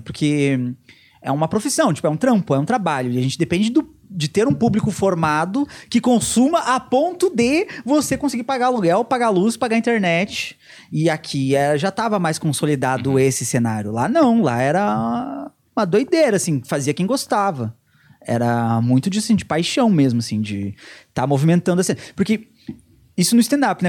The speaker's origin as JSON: {"language": "Portuguese", "region": "Rio Grande do Sul", "country": "Brazil", "tie": "born or raised there", "moved": "yes", "said": "A gente aprende o hino do Rio Grande do Sul na escola"}